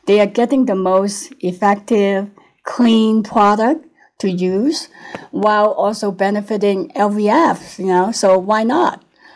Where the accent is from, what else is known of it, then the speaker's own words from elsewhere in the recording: Hong Kong; moved away as an adult; also born or lived in United States; now in Lake Tahoe, United States; I was born in Hong Kong. Then I came to the US and became a citizen in my 20s.